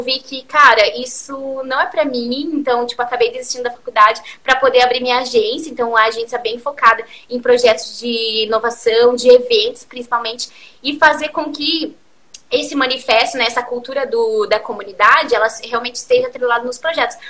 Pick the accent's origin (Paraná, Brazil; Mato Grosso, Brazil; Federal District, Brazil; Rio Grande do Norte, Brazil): Paraná, Brazil; Curitiba; eu sou de Curitiba